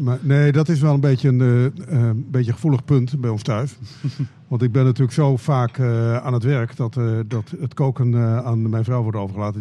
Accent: Friesland, Netherlands; now in Groningen, Netherlands; ik ben in Friesland opgegroeid

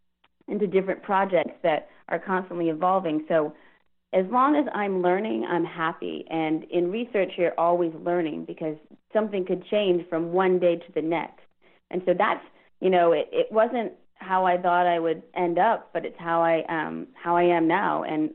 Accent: Houston, Texas, United States; also born or lived in Virginia; and so I was in Virginia, and I'm from Houston, and so I'm like, what can I do with my degree for the time being until I find another job?

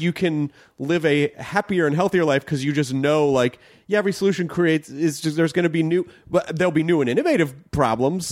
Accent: the South, United States; moved away; I grew up in the South

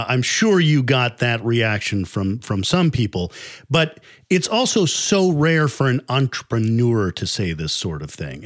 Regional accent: Chicago, Illinois, United States; I'm from Chicago

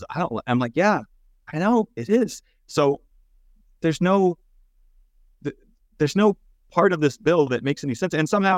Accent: Texas, United States; I'm from Texas. A lot of my family and friends are pretty conservative.

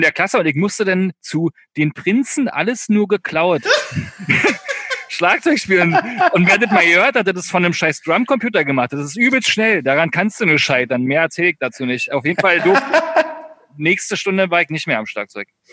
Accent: East Germany, Germany; also born or lived in Berlin; wir kommen ja beide aus dem Osten

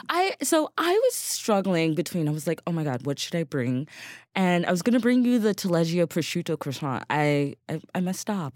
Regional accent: Eastern Pennsylvania, United States; now in New York, United States; Eastern Pennsylvania

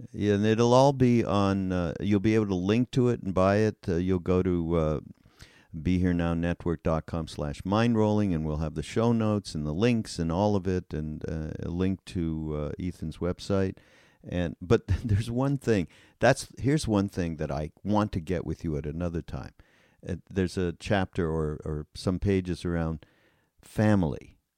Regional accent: Canada; now in United States; I'm from Canada

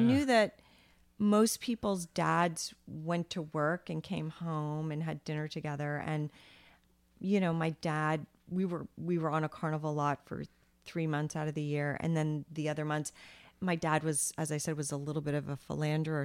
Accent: Vermont, United States; also born or lived in Long Island, New York; so I was born on Long Island, but then when I was eleven or twelve, we moved to Vermont.

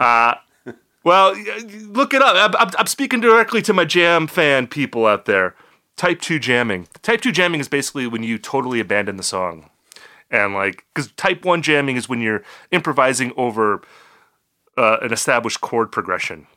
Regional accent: Appleton, Wisconsin, United States; also born or lived in Eau Claire, Wisconsin; Appleton, my hometown

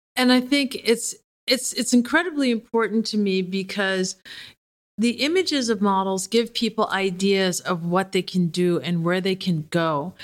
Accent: Detroit, Michigan, United States; I grew up in Detroit, so that's, like, being from the South once removed

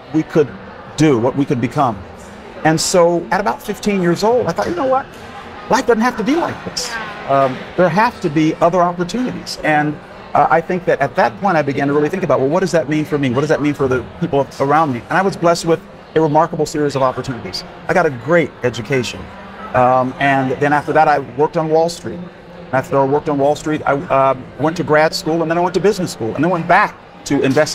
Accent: Oregon, United States; my hometown now, the neighborhood I grew up in has been totally regentrified

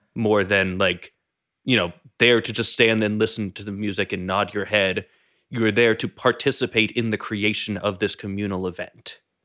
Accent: New England, United States; I grew up in New England

